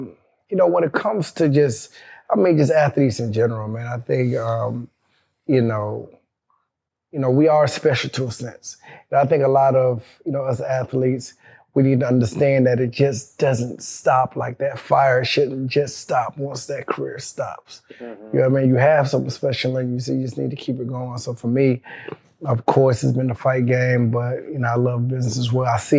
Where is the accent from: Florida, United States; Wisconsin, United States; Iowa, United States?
Florida, United States; Polk County area, Central; also born or lived in Miami, Florida; I was born in Miami. Okay. You know, I was raised in Central Florida in LA, Polk County area.